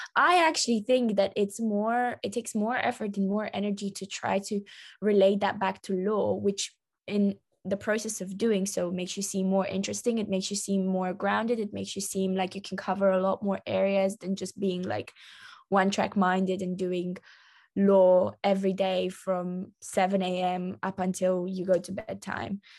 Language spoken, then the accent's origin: English; London, United Kingdom; I am Romanian, but I was raised in London